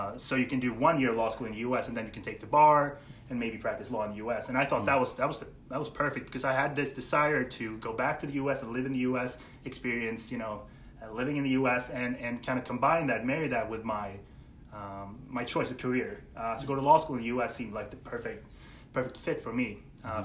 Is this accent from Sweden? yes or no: yes; Sweden; I'm from Sweden, born and raised.